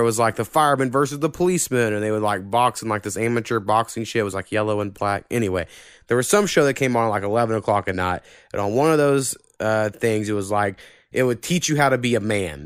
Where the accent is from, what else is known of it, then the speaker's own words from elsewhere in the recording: Oklahoma, United States; this is my hometown